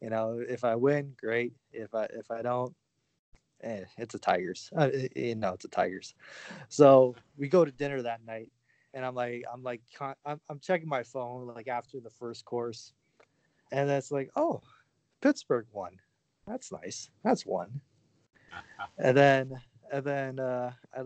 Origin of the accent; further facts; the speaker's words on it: Windsor, Ontario, Canada; it was from Windsor across the border